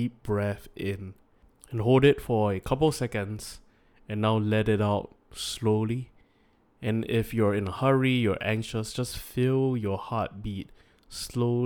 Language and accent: English; Singapore; we are born in first world Singapore